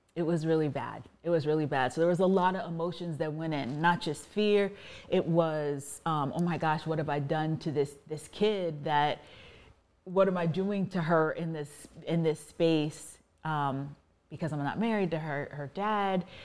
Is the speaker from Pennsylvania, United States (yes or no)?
no; Virginia, United States; I was raised in Virginia